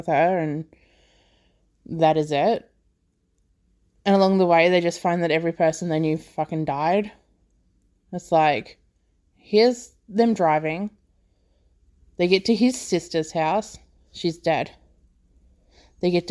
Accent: Australia

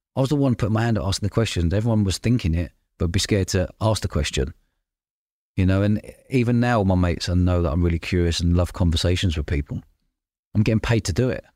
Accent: London, United Kingdom; I grew up in London living above pubs as a kid.

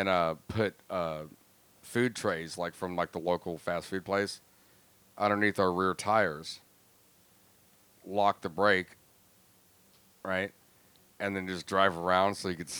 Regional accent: Florida, United States; I grew up in Florida

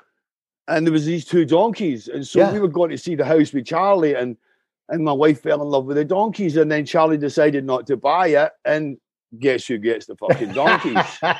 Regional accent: Canada; I live in the woods, man. I'm Canadian.

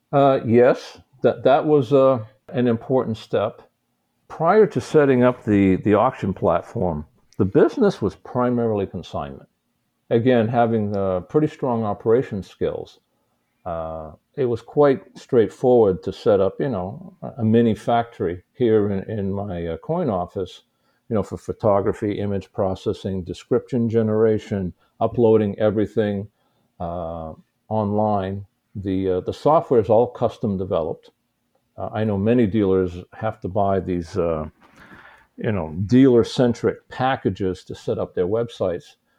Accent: United States; also born or lived in Shanghai, China; the American in the Chinese coin markets

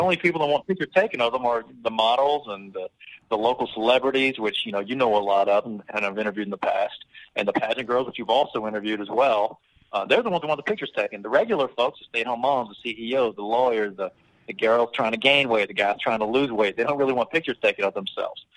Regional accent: Travelers Rest, South Carolina, United States; also born or lived in New York / Mississippi / Florida; from the age of twelve on, I've been right here in the Upstate uh, Travelers Rest. Actually, I went to Travelers Rest High

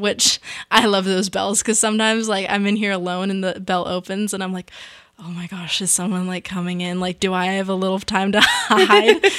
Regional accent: San Luis Obispo, California, United States; I'm from San Luis Obispo, California

